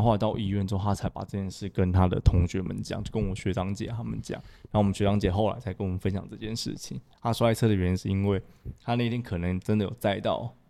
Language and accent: Chinese; Miaoli County, Taiwan; 我是苗栗一个很乡下的一个小城市这样子